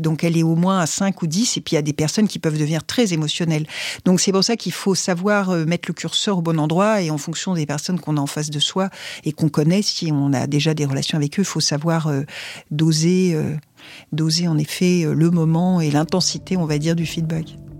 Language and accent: French; France; en tant que Français